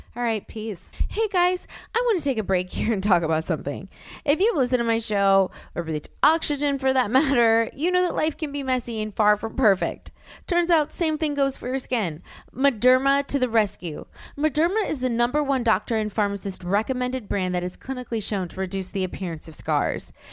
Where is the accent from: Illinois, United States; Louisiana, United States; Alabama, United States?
Louisiana, United States; I'm from Louisiana